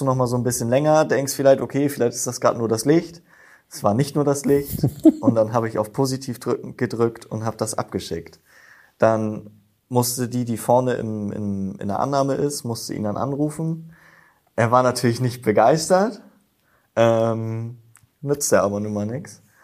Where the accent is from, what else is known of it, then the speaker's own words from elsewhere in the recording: Himmelpforten, Lower Saxony, Germany; moved away as an adult; now in Apensen, Germany; Ich bin aus Himmelfort nach Abensen gezogen, meiner Freundin wegen hm. und Familie und Feuerwehr. Ähm, bin jetzt mittlerweile seit knapp zwei Jahren in Abensen auch in der Feuerwehr, war davor, seitdem ich zehn bin, in der Jugendfeuerwehr in Himmelforten